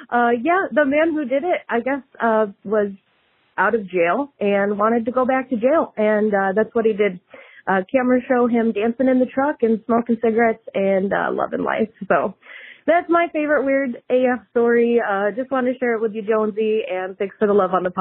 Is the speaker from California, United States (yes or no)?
no; Syracuse, New York, United States; back in 2017, uh, in my hometown of Syracuse, New York